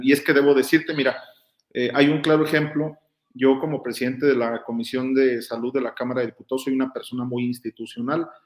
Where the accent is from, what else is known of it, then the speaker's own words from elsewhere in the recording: Guanajuato, Mexico; Yo soy guanajuatense